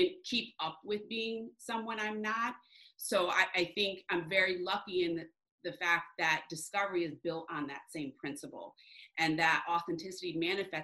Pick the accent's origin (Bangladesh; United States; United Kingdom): United States; New Jersey; also born or lived in Michigan; I was born in Michigan. And then when I was young, when I was in middle school, actually 12, we moved to New Jersey. I consider New Jersey home.